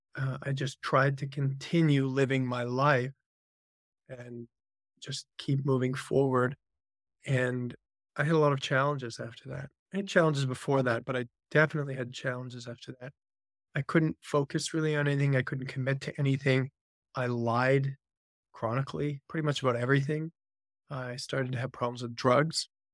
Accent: Vancouver, British Columbia, Canada; I'm a Canadian by birth. Spent most of my life, grew up in Vancouver, Canada.

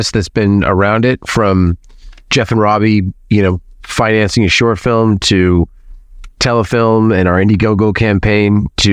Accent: Toronto, Ontario, Canada; moved away as an adult; I moved away from Toronto in 2010

